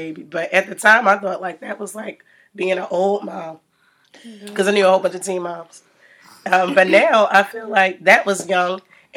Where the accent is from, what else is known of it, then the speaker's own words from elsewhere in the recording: Baltimore, Maryland, United States; mother of two, Baltimore native